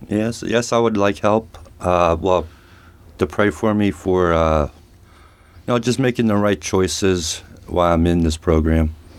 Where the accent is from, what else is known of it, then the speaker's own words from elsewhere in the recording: Reading, Pennsylvania, United States; now in Ohio, United States; I grew up at home, uh, in Reading, P A, with an alcoholic father